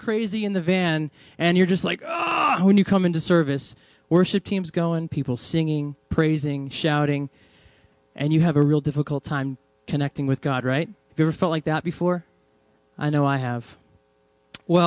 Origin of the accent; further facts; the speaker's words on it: New England, United States; moved away; I'm from New England, and I come from a church which is very charismatic and Pentecostal